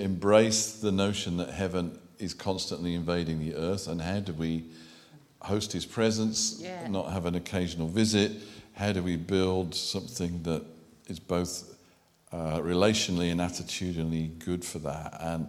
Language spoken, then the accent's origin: English; Birmingham, West Midlands, United Kingdom; accent: Brummie; And I am a Brummie. I could revert if you want proof, but you may not enjoy the evening.